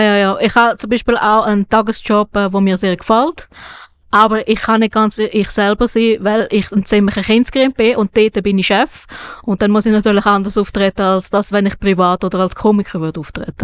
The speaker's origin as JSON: {"language": "German", "country": "Switzerland", "said": "ich als ähm, Schweizer, weißer Schweizer"}